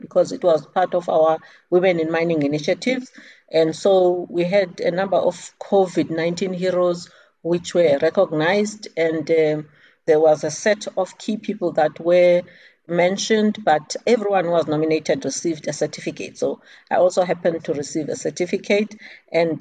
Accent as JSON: {"language": "English", "region": "Eastern Cape", "country": "South Africa", "said": "I'm from the Eastern Cape."}